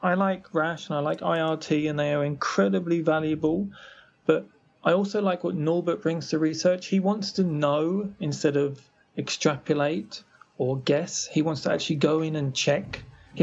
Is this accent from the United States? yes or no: no; United Kingdom; moved away as an adult; I was born in Britain, and I grew up there until I left when I was about 22.